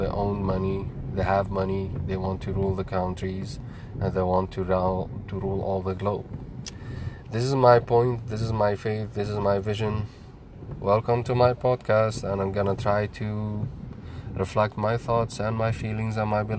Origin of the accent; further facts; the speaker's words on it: Lebanon; moved away as an adult; now in United States; I came basically from Lebanon, Middle East. I'm Muslim.